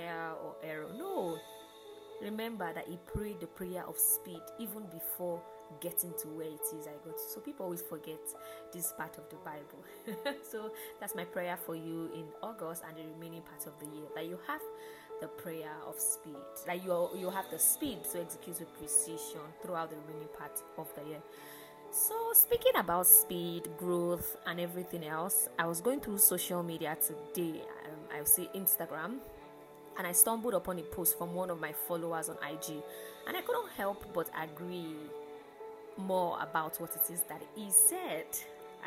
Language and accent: English; Lagos, Nigeria; how we in Lagos and Nigeria will say